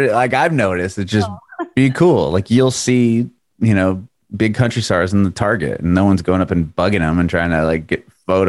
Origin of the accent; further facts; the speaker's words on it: San Diego, California, United States; I just moved here like a little over a year ago, and it's like, I moved from San Diego in Southern California.